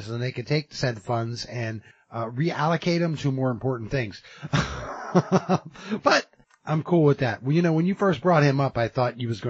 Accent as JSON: {"language": "English", "country": "United States", "said": "as an American citizen"}